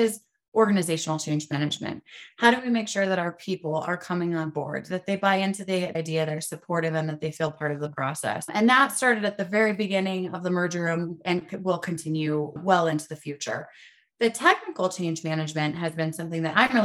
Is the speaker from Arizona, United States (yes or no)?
no; Pueblo, Colorado, United States; I was born and raised in Pueblo, Colorado.